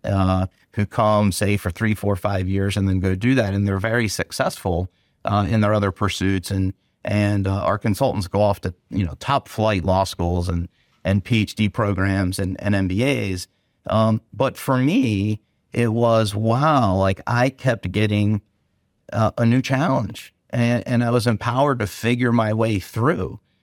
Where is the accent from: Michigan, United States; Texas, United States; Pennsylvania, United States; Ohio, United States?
Pennsylvania, United States; Gettysburg; I grew I grew up in Gettysburg.